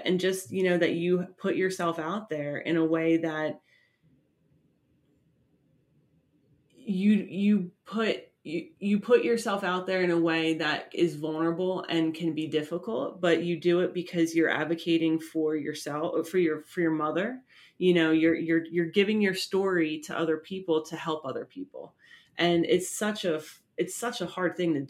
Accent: New Jersey, United States; we're both from Jersey

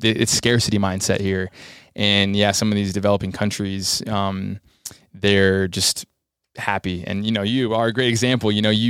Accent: United States; and for me being 19 American kid, I was like, whoa, this is really hard.

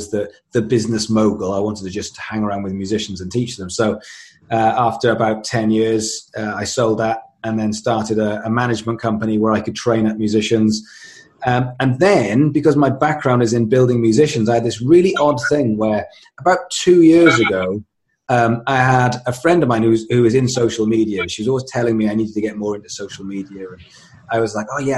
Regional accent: Swansea, Wales, United Kingdom; I grew up in Swansea in South Wales, became a musician

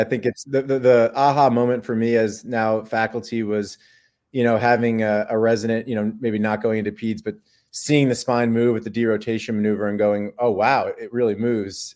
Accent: Long Island, New York, United States; moved away as an adult; also born or lived in Baltimore, Maryland / San Diego, California; now in Durham, United States; I grew up in New York, uh, in Long Island, in the suburbs of New York City.

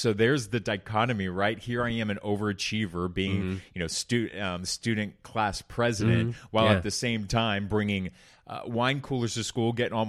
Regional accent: Orange County, California, United States; I felt that my parents were embarrassed for how the community that I grew up in Orange County

